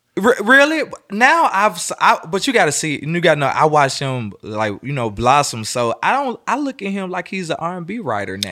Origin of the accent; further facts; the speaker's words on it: Memphis, Tennessee, United States; moved away as an adult; also born or lived in Miami; now in Atlanta, United States; I'm from Memphis, Tennessee, so my roots are always here.